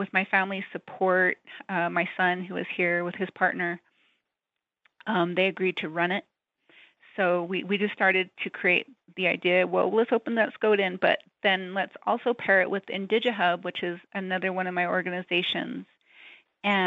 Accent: Window Rock, Arizona, United States; moved away; I grew up in Window Rock.

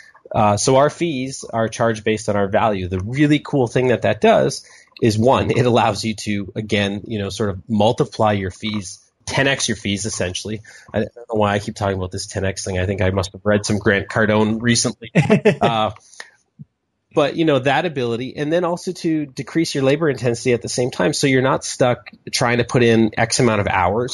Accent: Canada; I'm a Canadian

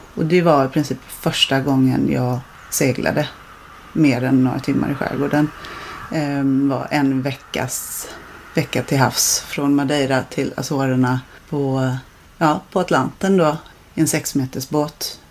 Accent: Blekinge, Sweden; now in Marstrand, Sweden; jag kommer från Blekinge

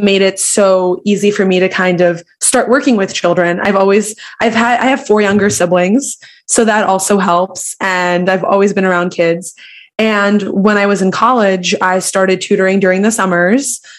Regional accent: Philadelphia, Pennsylvania, United States; growing up, I'm from Philly

